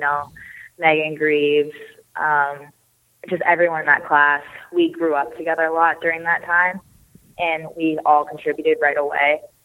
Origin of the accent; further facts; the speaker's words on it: Snohomish, Washington, United States; grew up and first started playing hockey in Snohomish, Washington, um, a little north of Seattle in the Pacific Northwest there